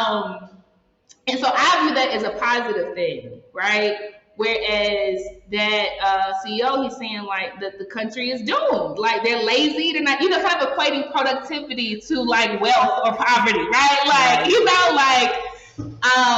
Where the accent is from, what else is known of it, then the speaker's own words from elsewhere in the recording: United States; moved away; I'm American.